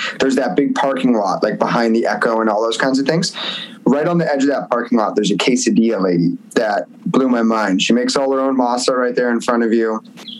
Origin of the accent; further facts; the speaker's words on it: Point Pleasant, New Jersey, United States; moved away as an adult; also born or lived in Nashville, Tennessee; now in Los Angeles, United States; I grew up in Jersey, but then I moved to Nashville and I lived in Nashville for 8 years